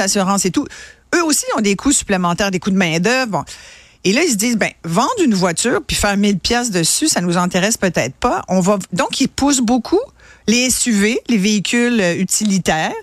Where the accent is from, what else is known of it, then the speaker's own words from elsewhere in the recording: Quebec, Canada; chez nous au Québec